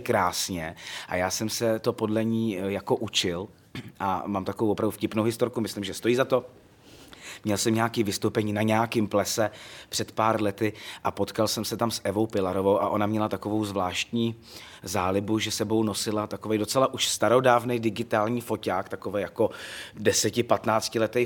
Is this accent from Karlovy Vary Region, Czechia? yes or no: yes; Loket, Karlovy Vary Region, Czechia; Já jsem z Lokte nad Ohří, to je takový historický městečko na, zá, na západě Čech.